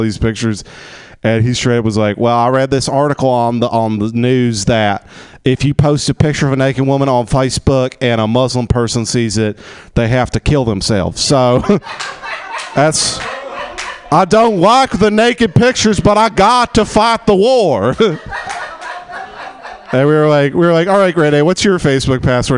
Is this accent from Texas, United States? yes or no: yes; Texas, United States; now in Los Angeles, United States; I grew up in Texas in the oil fields